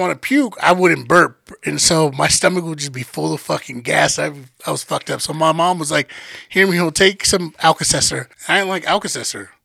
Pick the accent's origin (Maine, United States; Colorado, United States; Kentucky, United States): Colorado, United States; Denver; just because we're from Denver doesn't mean like we were out in the wilderness